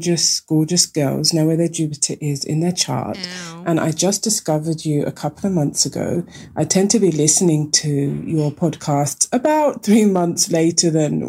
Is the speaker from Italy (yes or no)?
no; London, United Kingdom; moved away as an adult; now in Vienna, Austria; I'm a Londoner from, grew up in Tower Hamlets